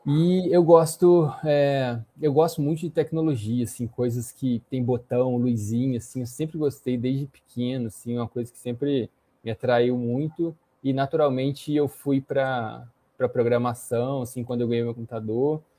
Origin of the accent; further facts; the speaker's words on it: Juiz de Fora, Minas Gerais, Brazil; born there; now in Belo Horizonte, Brazil; Hoje, eu estou morando em BH, na verdade. Eu nasci em Juiz de Fora e vim para cá para trabalhar.